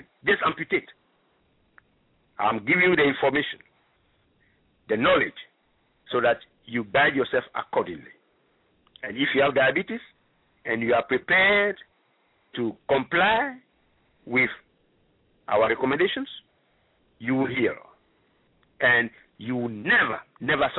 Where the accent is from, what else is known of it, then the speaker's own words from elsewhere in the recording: Ghana; moved away; I'm originally from Ghana